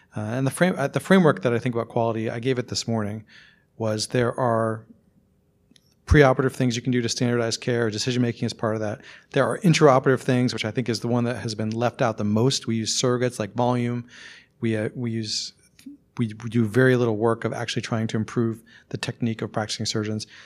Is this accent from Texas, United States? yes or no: no; Randolph, Vermont, United States; moved away; I'm from Randolph, Vermont, which is pretty close to here, actually